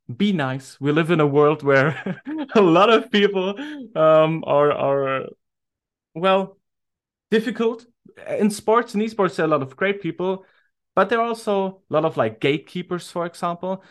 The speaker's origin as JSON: {"language": "English", "country": "Germany", "said": "I'm from Germany"}